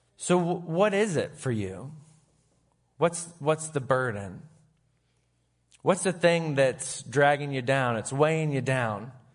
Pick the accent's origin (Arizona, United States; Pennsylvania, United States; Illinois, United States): Pennsylvania, United States; Sharon; also born or lived in Grove City / Erie; I was raised in Sharon